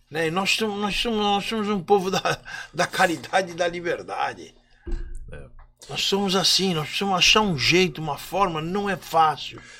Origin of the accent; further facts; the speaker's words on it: Brazil; nós somos brasileiros